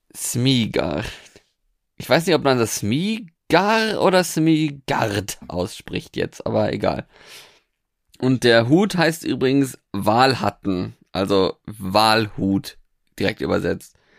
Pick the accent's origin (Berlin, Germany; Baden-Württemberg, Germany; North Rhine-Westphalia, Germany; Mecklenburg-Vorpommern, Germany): North Rhine-Westphalia, Germany; moved away; also born or lived in Norway; da, wo ich ursprünglich herkomme, aus Westfalen